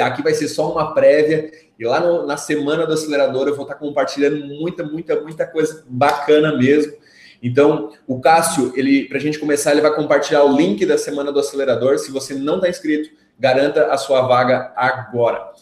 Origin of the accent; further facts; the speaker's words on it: Brazil; de Maruí, minha cidade natal.